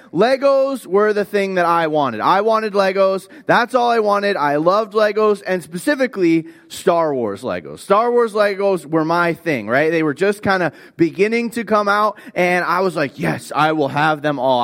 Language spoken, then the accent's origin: English; Florida, United States; I grew up in Florida.